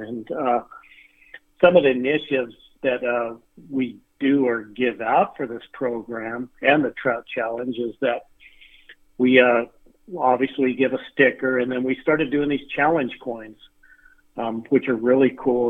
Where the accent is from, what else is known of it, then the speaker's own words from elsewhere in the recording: Artesia, New Mexico, United States; I grew up in Artesia